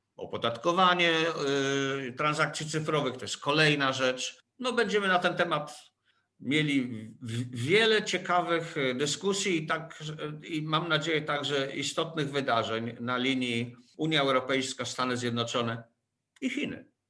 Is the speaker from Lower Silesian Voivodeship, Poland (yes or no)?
no; Łódź, Łódź Voivodeship, Poland; jako łodzianin